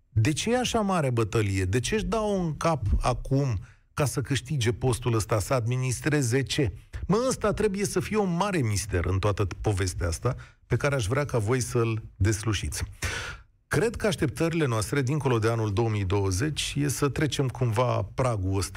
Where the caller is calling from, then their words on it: Bucharest, Romania; Bună ziua, din București. … am 33 de ani.